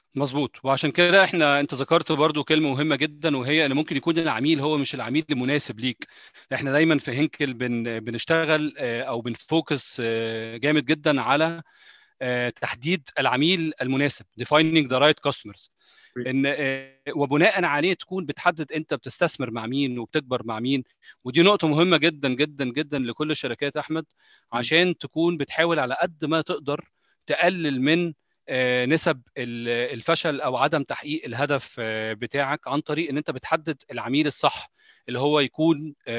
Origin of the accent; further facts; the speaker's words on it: Egypt; moved away; انا مصري